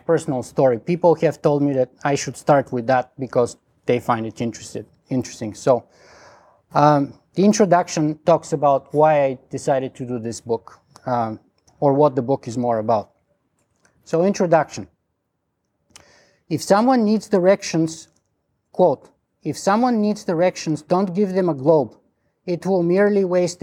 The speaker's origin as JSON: {"language": "English", "country": "Bulgaria", "accent": "strong Bulgarian", "second_language": "English", "moved": "yes", "lives_now": "Toronto, Canada", "said": "my strong Bulgarian accent"}